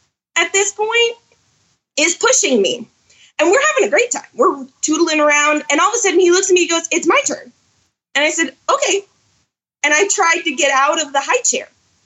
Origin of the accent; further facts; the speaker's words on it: Orlando, Florida, United States; now in Rogers, Arkansas, United States; I was born and raised in Orlando, actually.